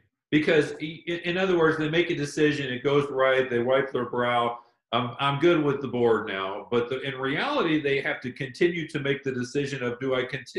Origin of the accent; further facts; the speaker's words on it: Louisville, Kentucky, United States; I grew up in Louisville, Kentucky, and my dad had a little shoe store.